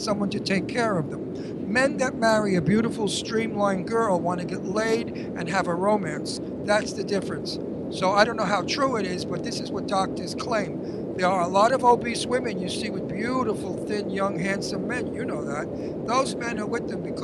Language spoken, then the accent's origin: English; New York, United States; I'm a New Yorker, Brooklyn